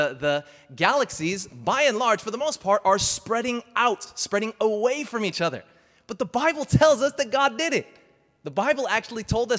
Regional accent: United States; I'm American

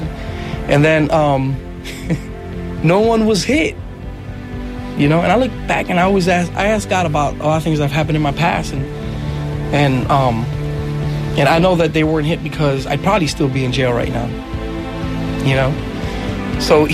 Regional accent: New York City, New York, United States; I was born in New York, in the Bronx, but I was raised till I was six in Manhattan, in Washington Heights

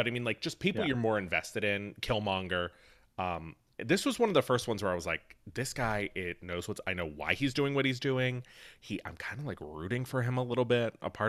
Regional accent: Pittsburgh, Pennsylvania, United States; I'm from Pittsburgh, and as is Michael Keaton from Pittsburgh

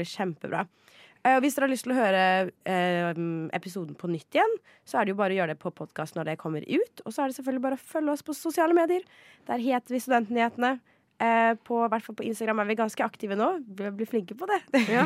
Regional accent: Ski, Akershus, Norway; jeg er jo en skiperson, for jeg er fra Ski

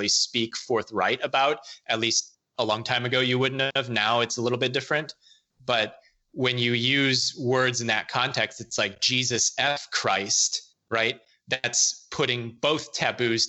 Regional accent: Illinois, United States; moved away as an adult; grown up, born and raised in Illinois

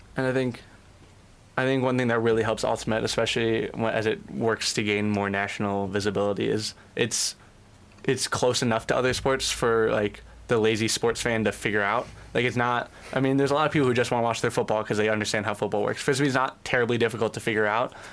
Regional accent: Cleveland, Ohio, United States; moved away as an adult; I'm originally from Cleveland

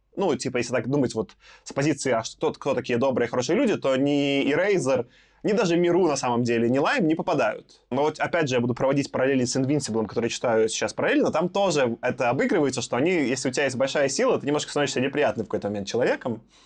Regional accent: Belarus; как белорус

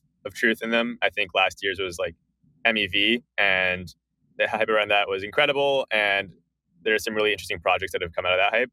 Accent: Bay Area, California, United States; I grew up in the Bay Area.

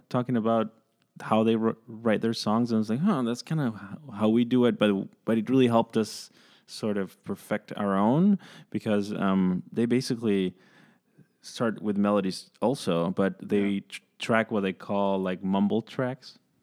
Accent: San Francisco, California, United States; growing up in San Francisco

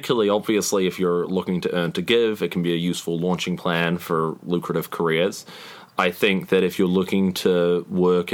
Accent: New Zealand; I'm from New Zealand

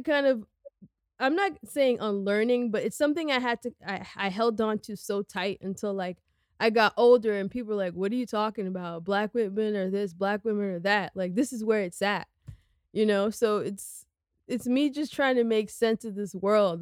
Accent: New York City, New York, United States; I grew up on the Upper West Side

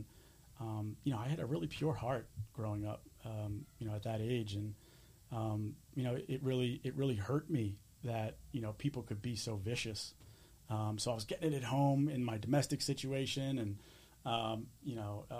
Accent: Springfield, Pennsylvania, United States; also born or lived in Clifton Heights, Pennsylvania; I grew up in Delaware County, you know, when I was very, very young. Clifton Heights I lived

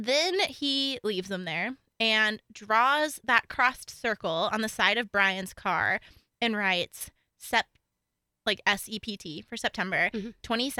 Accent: Colorado, United States; Okay, so we're from Colorado.

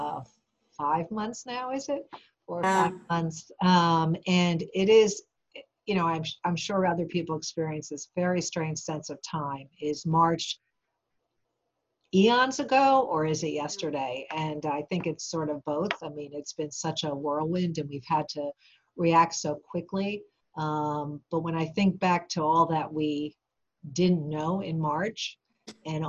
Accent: New York, United States; also born or lived in Boston area, Massachusetts; now in Western Massachusetts, United States; I'm originally from New York, and I always mention that because for those who are from New York, I feel like if you're from New York, you always have a little bit of New York in you

